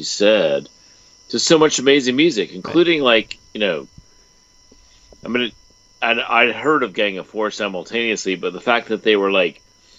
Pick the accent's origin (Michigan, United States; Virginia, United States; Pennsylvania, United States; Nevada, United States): Virginia, United States; Richmond; I grew up in the American South, like, in Richmond